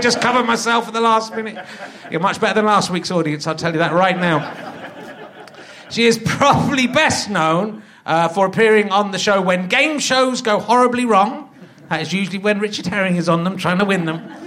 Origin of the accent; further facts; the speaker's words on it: England, United Kingdom; English little posh kids